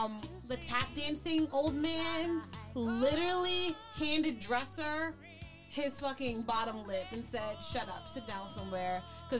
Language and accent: English; New York, United States; I grew up in New York and we have a huge Italian population